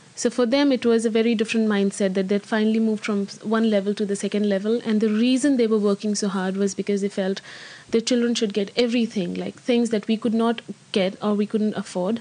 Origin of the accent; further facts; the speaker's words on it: Alwar, Rajasthan, India; moved away as an adult; also born or lived in Amsterdam; I grew up in India. Uh, I come from a very small city in uh, from the state of Rajasthan. Uh, it's called Alwar.